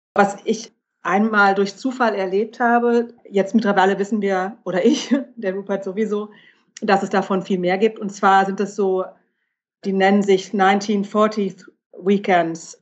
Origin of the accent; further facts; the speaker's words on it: Germany; ich als Deutsche